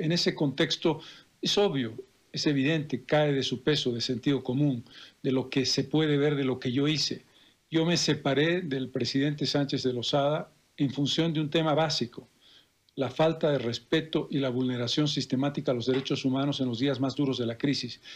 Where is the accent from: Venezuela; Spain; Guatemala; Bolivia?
Bolivia; como bolivianos